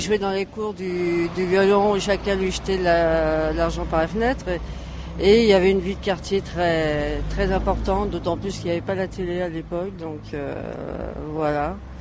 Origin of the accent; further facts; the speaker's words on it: Aubervilliers, Île-de-France, France; ça me fait plaisir de parler d'Aubervilliers. J'y tiens beaucoup. C'est ma racine, c'est mon bled.